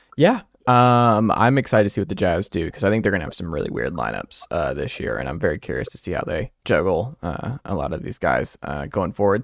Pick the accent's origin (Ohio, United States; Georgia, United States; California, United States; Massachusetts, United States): Georgia, United States; Atlanta; now in Knoxville, United States; my home state, home city, Atlanta, Georgia